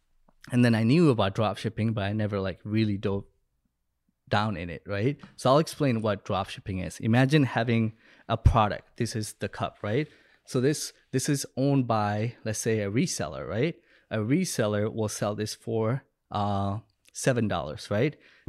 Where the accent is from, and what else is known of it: Bangladesh; born or raised there; moved away